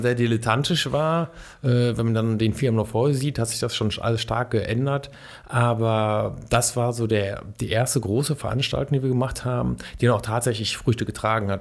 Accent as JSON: {"language": "German", "town": "Duisburg", "region": "North Rhine-Westphalia", "country": "Germany", "moved": "as an adult", "lives_now": "Bonn, Germany", "said": "Ich komme eigentlich aus dem Ruhrgebiet, aus mhm. Duisburg"}